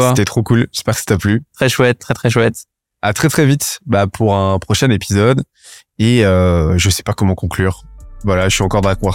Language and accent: French; Brittany, France; j'ai passé mon enfance dans le Morbihan, ça, ça me manque.